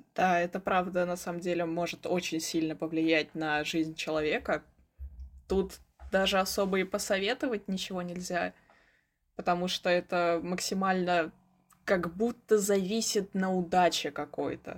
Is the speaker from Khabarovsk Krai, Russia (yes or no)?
no; Moscow, Russia; мне 16 лет, я из Москвы